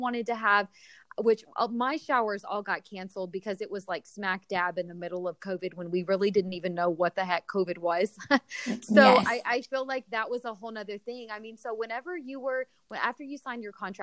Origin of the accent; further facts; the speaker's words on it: Texas, United States; we're all from Texas